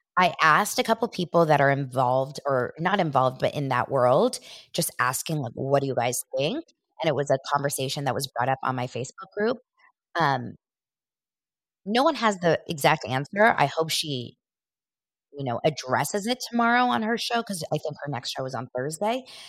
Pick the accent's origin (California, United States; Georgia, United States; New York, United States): California, United States; Los Angeles; I was born here in Los Angeles